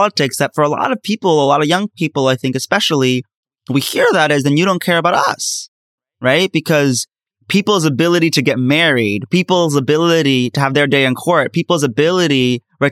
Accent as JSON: {"language": "English", "country": "United States", "said": "As an American Muslim"}